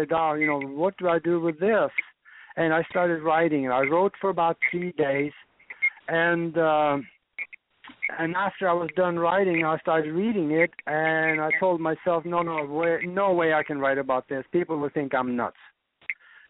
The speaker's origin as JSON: {"language": "English", "country": "Norway", "tie": "born or raised there", "moved": "as an adult", "lives_now": "United States", "said": "I was born and raised over in Northern Europe in Norway. And I grew up there on a farm"}